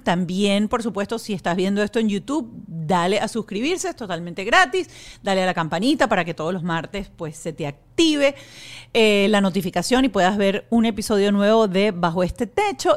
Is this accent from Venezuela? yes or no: yes; Venezuela; now in Miami, United States; Yo soy venezolana, vivimos aquí